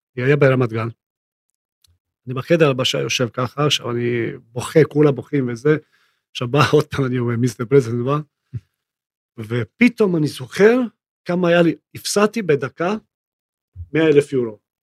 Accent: Split, Split-Dalmatia County, Croatia; Hebrew is a second language; moved away as an adult; now in Israel; אני נולדתי בספליט

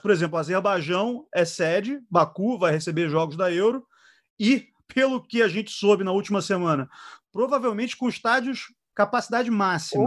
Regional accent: Brazil; now in London, United Kingdom; eu sou brasileiro

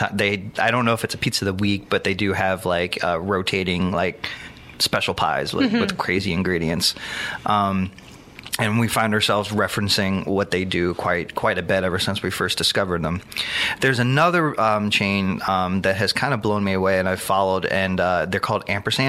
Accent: Long Island, New York, United States; moved away; originally from Long Island, and my family's from Brooklyn

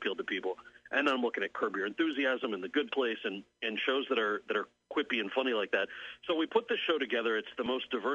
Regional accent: outside of New York City, United States; I grew up outside of New York City

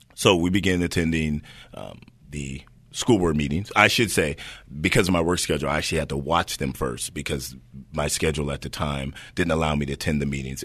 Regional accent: Hayward, California, United States; Born and raised in Hayward

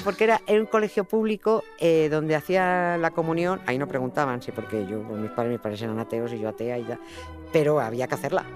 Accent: Madrid, Community of Madrid, Spain; yo vivía en un piso en Villaverde, en un barrio muy... en los extrarradios de Madrid

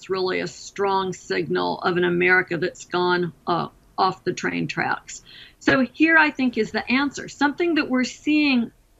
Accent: Alabama, United States; my home state of Alabama

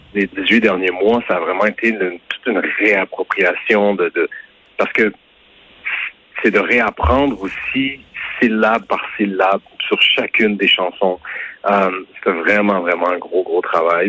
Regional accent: Quebec, Canada; en tant que Québécois, en tant que Canadien

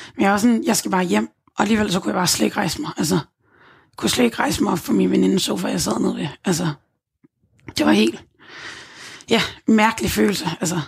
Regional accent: Gilleleje, Capital Region of Denmark, Denmark; moved away as an adult; Gilleleje, hvor mine forældre bor. Hjem i, de, i mit barndomshjem

